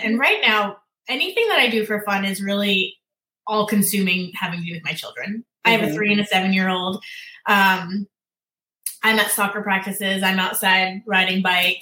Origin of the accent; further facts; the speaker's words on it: Massachusetts, United States; moved away as an adult; now in Virginia Beach, United States; we are from Massachusetts